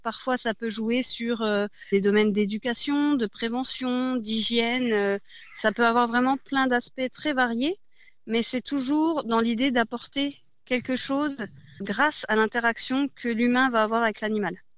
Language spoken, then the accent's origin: French; Besançon, Bourgogne-Franche-Comté, France; moved away as an adult; also born or lived in Strasbourg; je suis originaire de Besançon. J'étais partie pendant dix ans à Strasbourg